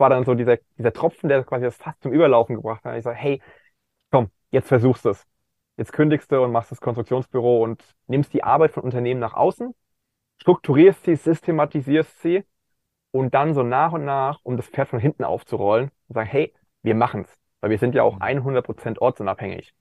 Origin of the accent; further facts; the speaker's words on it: Kaiserslautern area, Rhineland-Palatinate, Germany; im ländlichen Bereich, wo ich aufgewachsen bin, in der Ecke Kaiserslautern